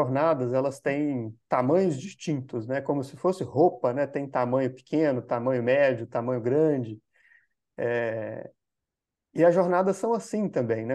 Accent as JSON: {"language": "Portuguese", "region": "Minas Gerais", "country": "Brazil", "also_born_or_lived": "São Paulo", "moved": "as an adult", "said": "eu sou de Minas Gerais, aqui, eu sou brasileiro, uhum. e sou de Minas, que é um estado aqui"}